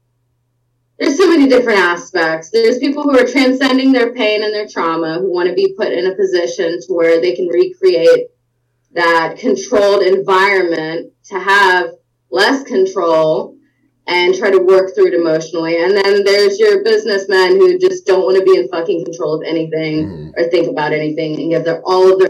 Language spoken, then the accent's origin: English; the South, United States; I'm from the South